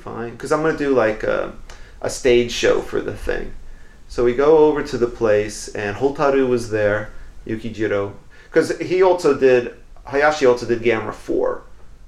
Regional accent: New York, United States; moved away; I'm from New York.

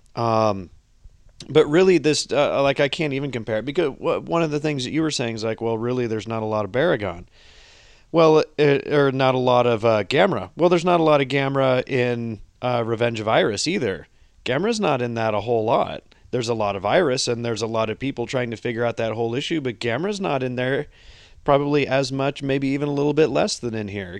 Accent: United States; I'm an American.

